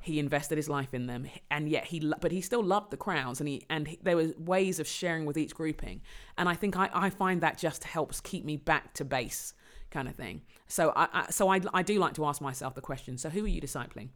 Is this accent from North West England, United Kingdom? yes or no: no; London, United Kingdom; I was born in London. I'm, um, Londoner by birth and conviction